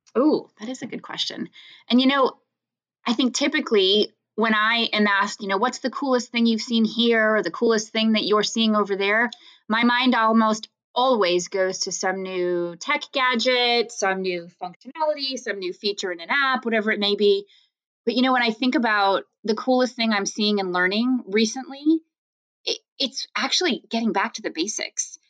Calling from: Timonium, Maryland, United States; I am calling in from Timonium, Maryland, which is right north of Baltimore

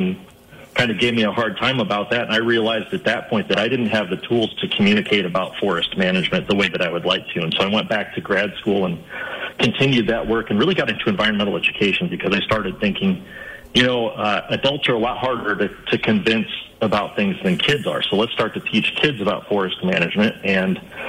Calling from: Grand Rapids, Michigan, United States; also born or lived in California; I'm calling in from Grand Rapids, Michigan tonight.

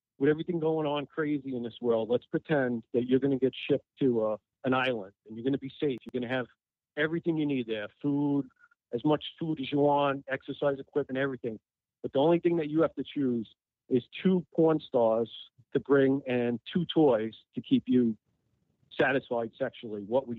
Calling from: New York City, New York, United States; from New York City.

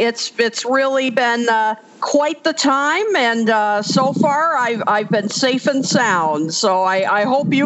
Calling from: Clarendon Hills, Illinois, United States; I am calling in from Clarendon Hills, Illinois, which is in the western suburbs of Chicago, and I'm actually broadcasting right now from my backyard.

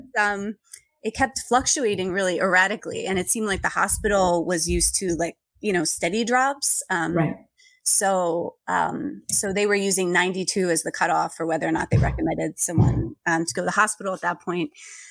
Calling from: Boston, Massachusetts, United States; Yeah, I'm in Boston, which is officially marking its first Indigenous Peoples Day for the first time today.

